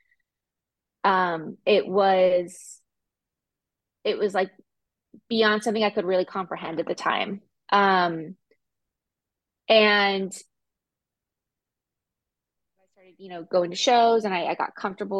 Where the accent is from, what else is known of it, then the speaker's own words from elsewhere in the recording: Southern California, United States; also born or lived in Denver, United States; now in Gulf Shores, United States; I'm originally from Southern California, and I lived in Northern California for 10 years.